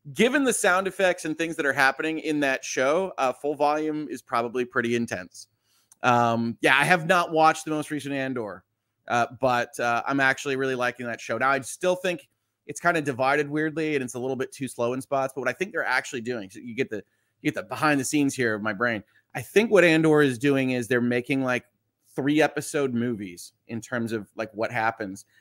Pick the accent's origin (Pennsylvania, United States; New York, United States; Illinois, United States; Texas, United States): Illinois, United States; just outside of Chicago; I was born just outside of Chicago.